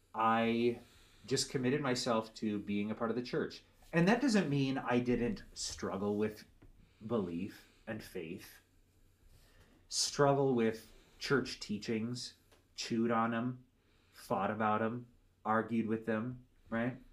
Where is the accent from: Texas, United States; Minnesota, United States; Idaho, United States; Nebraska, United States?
Minnesota, United States; Becker; I grew up in Minnesota